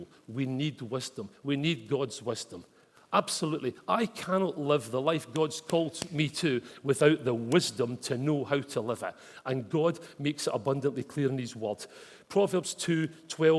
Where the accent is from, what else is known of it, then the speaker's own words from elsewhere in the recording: Glasgow, Scotland, United Kingdom; moved away; Growing up in Glasgow